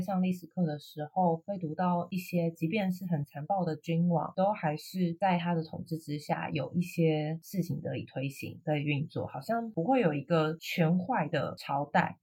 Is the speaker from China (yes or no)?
no; Taiwan; 我有身为台湾人的认同啊，这里就是我的家，就是我的根啊，我活得很好